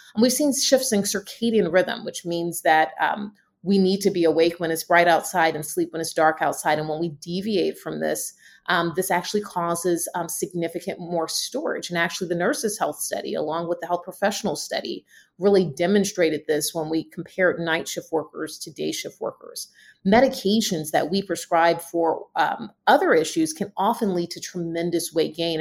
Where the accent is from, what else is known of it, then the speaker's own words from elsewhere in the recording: Southeast, United States; I am from the Southeast